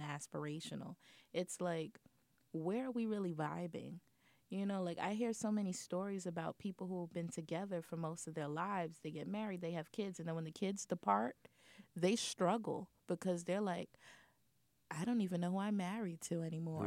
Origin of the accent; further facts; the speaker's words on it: New York, United States; being a New Yorker